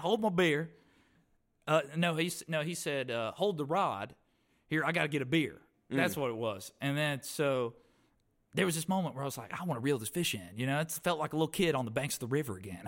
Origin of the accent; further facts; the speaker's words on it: Stokes County, North Carolina, United States; I was raised up in Stokes County.